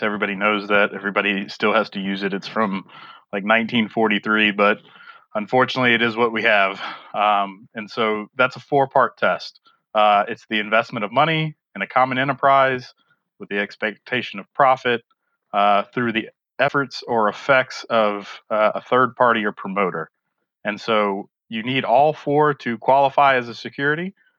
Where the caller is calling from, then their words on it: South Carolina, United States; I'm currently in South Carolina, but I'm based in Buffalo, New York.